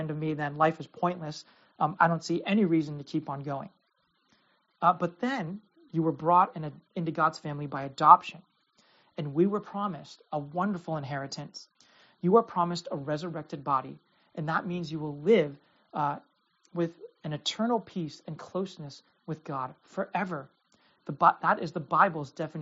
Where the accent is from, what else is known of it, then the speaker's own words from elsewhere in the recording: United States; as an American Christian who lives with religious freedom